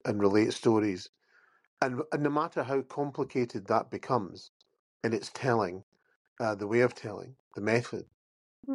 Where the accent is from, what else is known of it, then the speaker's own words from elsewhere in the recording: Campbeltown, Scotland, United Kingdom; I grew up by the sea as well. And in Campbelltown